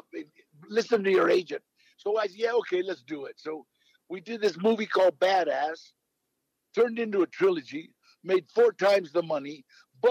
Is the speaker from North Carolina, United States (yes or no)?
no; California, United States; I was born here. So every time I got in trouble, they would, es de California